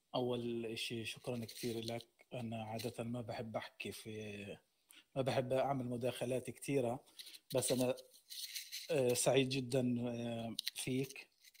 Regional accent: Gaza, Gaza Strip, Palestine; انا من غزه

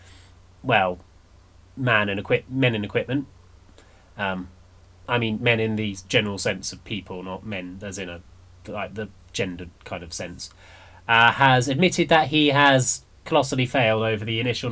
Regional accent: United Kingdom; I'm not English. I'm British

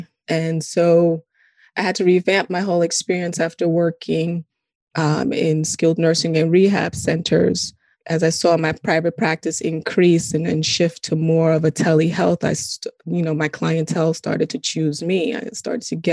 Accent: New York City, New York, United States; also born or lived in Guyana; I grew up in Brooklyn, East Flatbush.

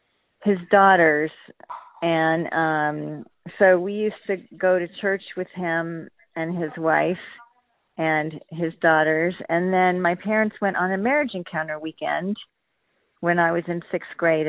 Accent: Corona, California, United States; moved away; So I grew up in Corona, California, which is southeast of L.A. in Riverside County, and it was a pretty small town, around 20,000 in my youth, and it's now like over 100,000 and very different.

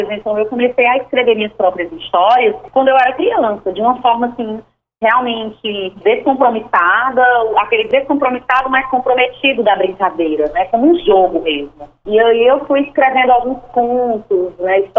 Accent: Fortaleza, Ceará, Brazil; also born or lived in Iguatu; eu nasci em Iguatu, no Ceará, né? Iguatu do Tupi, Icatu, que quer dizer água boa, rio bom. E aí a gente chega numa cidade, né, aos 10 anos de idade, a minha família e eu, para uma cidade que é uma fortaleza

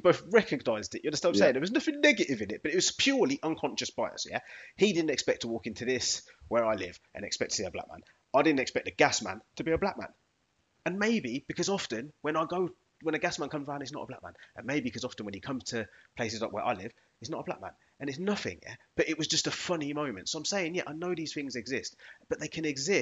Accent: England, United Kingdom; I am English. I was born here

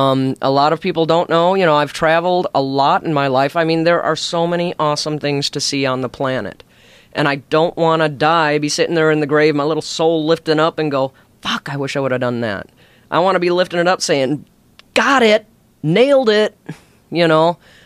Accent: Alaska, United States; also born or lived in Chicago; Well, I was born in Chicago. And at a very early age, my mom was leaving my dad. And back then, divorce still wasn't very popular, but she left him, brought us up to Alaska, and then she left to go do her own thing.

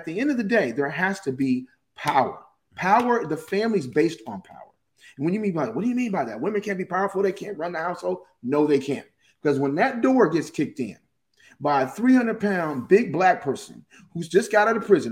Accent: Pasadena, California, United States; I grew up in Pasadena in a very, very white Anglo-Saxon community

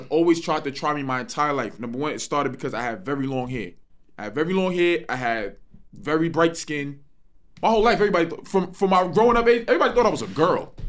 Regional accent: New York, United States; also born or lived in Texas; I'm from New York.

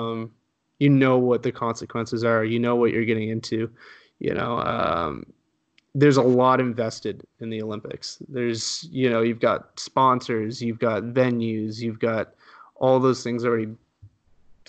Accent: Canada; also born or lived in Halifax, Nova Scotia; I was born in Canada. My parents moved to Canada from Spain

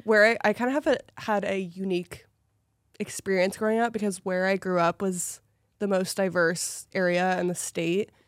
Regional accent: Portland, Oregon, United States; also born or lived in Hawaii; now in Los Angeles, United States; I grew up in Portland

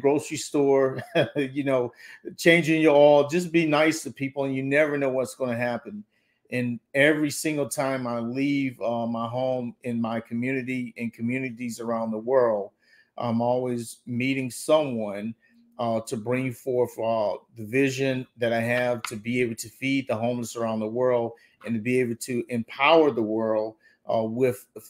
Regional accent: the South, United States; I was raised up in the South

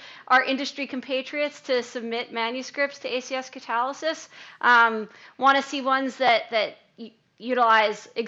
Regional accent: Colonia, New Jersey, United States; I grew up in Colonia, New Jersey, a stone's throw away from Merck's Rahway

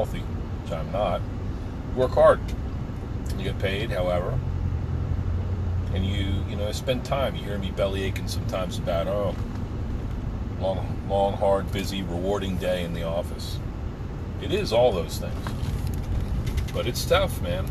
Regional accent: New Jersey, United States; back on the block growing up in New Jersey

